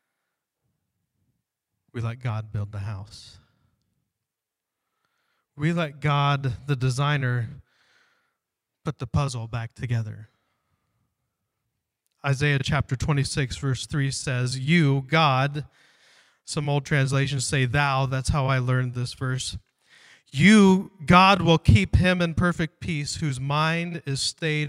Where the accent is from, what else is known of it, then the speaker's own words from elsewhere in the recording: Ohio, United States; moved away; I grew up in Ohio, we would come out here and visit my grandfather